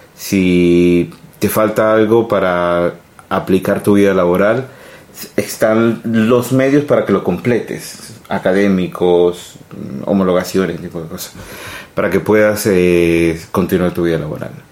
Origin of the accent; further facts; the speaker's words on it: Colombia; moved away as an adult; now in Sweden; nací en Colombia eh, de, madre colombiana, padre italiano